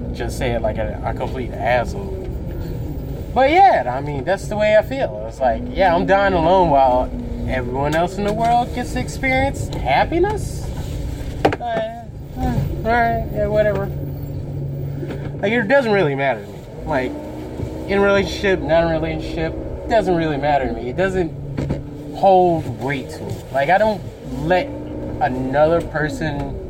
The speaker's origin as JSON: {"language": "English", "country": "United States", "said": "I'm an American"}